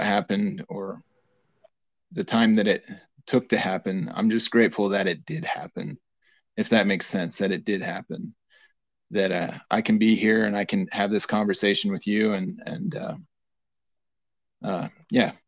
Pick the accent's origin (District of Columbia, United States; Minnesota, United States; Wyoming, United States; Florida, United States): Wyoming, United States; Lander; Growing up in Lander